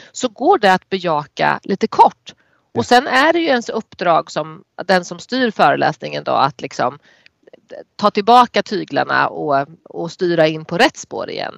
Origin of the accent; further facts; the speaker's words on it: Närke, Örebro County, Sweden; accent: Närke dialect (närkiska); den där närkiskan inte har varit så tydlig när jag har när jag jobbade